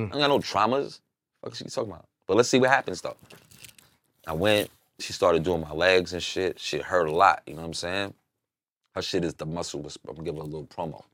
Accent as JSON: {"language": "English", "region": "New York", "country": "United States", "moved": "yes", "said": "I'm from New York."}